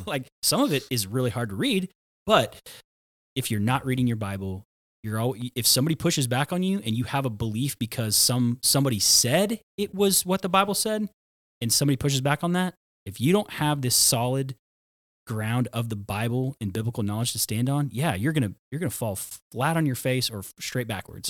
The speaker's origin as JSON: {"language": "English", "town": "Tulsa", "region": "Oklahoma", "country": "United States", "tie": "born or raised there", "said": "I grew up in Tulsa, Oklahoma"}